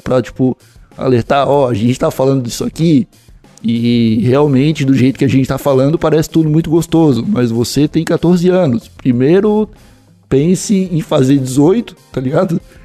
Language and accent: Portuguese; Santa Catarina, Brazil; sou de Santa Catarina